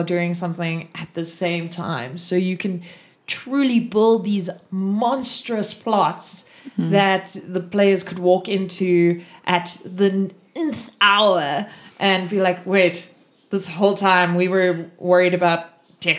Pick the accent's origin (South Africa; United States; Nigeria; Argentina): South Africa; I'm from South Africa.